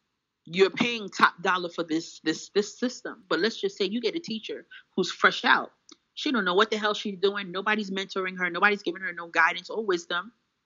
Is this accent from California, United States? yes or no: no; Bronx, New York, United States; I'm not nobody special. … from the Bronx.